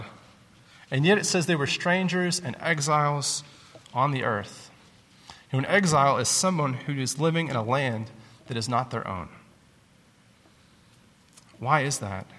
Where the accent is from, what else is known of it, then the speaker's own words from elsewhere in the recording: Southern United States, United States; As good Southern Americans in a military town